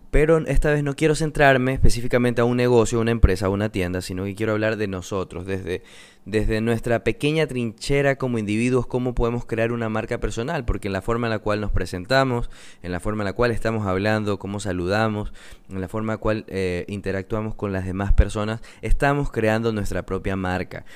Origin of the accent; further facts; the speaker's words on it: coast of Ecuador, Manabí, Ecuador; yo soy de Ecuador, soy de la costa de Ecuador, específicamente de Manabí.